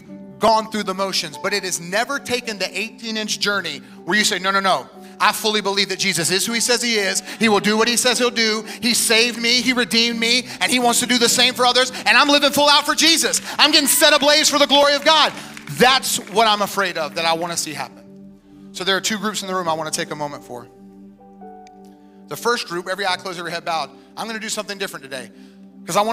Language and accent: English; Wilmington, United States; moved away as an adult; now in Tampa, United States; my hometown of Wilmington